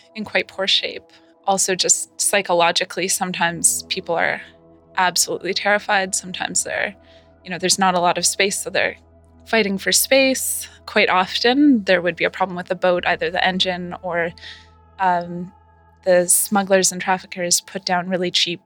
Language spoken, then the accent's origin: English; Vancouver, British Columbia, Canada; I'm a nurse from Canada, from Vancouver